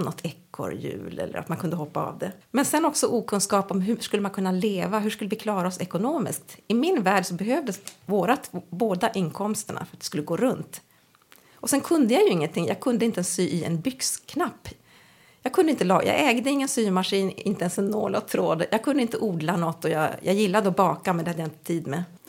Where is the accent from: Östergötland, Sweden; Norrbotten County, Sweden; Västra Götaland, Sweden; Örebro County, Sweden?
Norrbotten County, Sweden; also born or lived in Uppsala; now in Umeå, Sweden; Jag är egentligen född i Umeå och uppvuxen på olika, jag brukar säga olika metropoler i Norrbotten